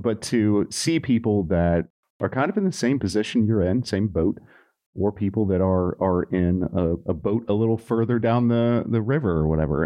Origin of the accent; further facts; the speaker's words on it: Nashville, Tennessee, United States; moved away; I'm from Nashville